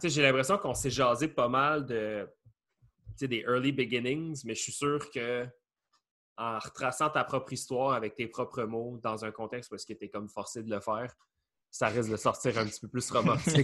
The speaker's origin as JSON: {"language": "French", "town": "Beloeil", "region": "Quebec", "country": "Canada", "tie": "born or raised there", "said": "on est comme natifs de Belleuil, ben, somewhat natifs."}